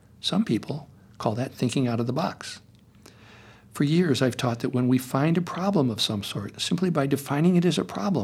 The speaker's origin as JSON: {"language": "English", "region": "Connecticut", "country": "United States", "tie": "born or raised there", "moved": "yes", "lives_now": "Topanga, United States", "said": "Growing up in Connecticut in the 50s"}